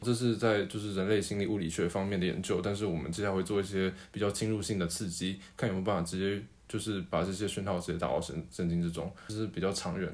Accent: Tainan, Taiwan; 接近台南县，所以我应该是在台南县出生的吧，印象中是

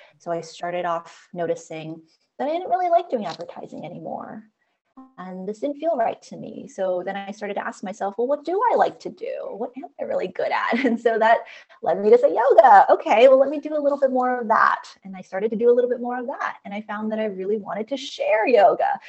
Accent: United States; I'm Chinese American, second generation. So what that means is that my parents are immigrants to the US, and I am somebody who was born in the US

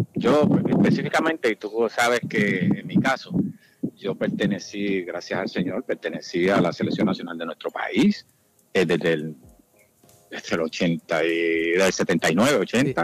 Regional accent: Puerto Rico; now in Miami, United States; nosotros como puertorriqueño

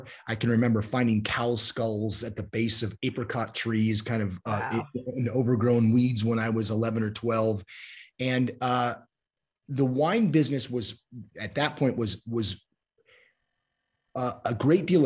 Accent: San Jose, California, United States; I grew up in South San Jose, which was about 15 minutes or so from the family winery

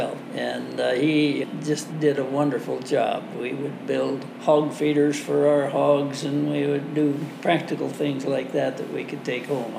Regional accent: Dallas, Wisconsin, United States; also born or lived in Illinois; I was from the Dallas area

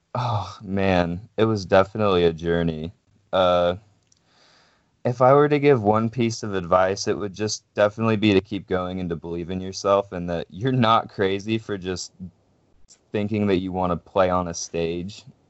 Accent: Pacific Northwest, United States; we're from the Pacific Northwest

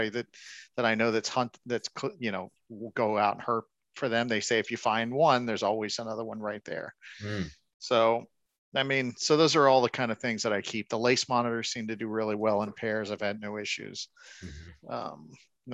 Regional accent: Miami, Florida, United States; Growing up in Miami, I did the commercial mm-hmm. season every year

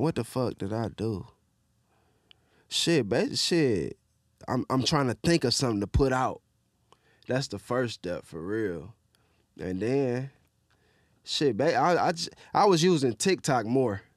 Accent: Detroit, Michigan, United States; I grew up in Southwest

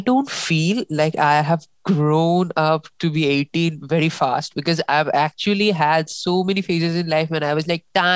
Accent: India; we Indians

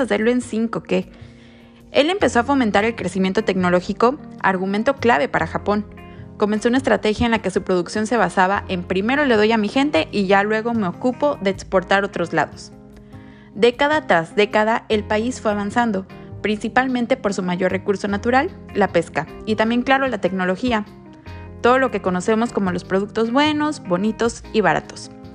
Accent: Mexico; igualitos a nosotros los mexicanos

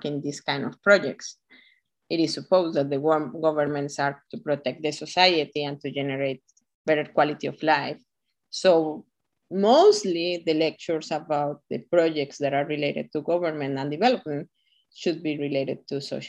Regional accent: Costa Rica; Costa Ricans, that the word is ticos, we are kind of the same, that is igualiticos

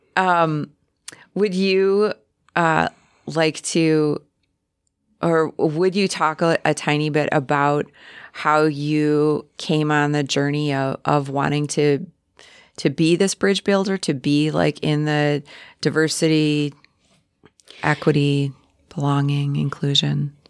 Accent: Chicago, Illinois, United States; now in Sheboygan County, United States; a transplant from Chicago

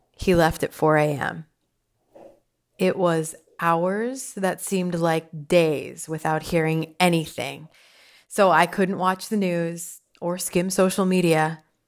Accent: Pottsville, Pennsylvania, United States; I grew up in Pottsville

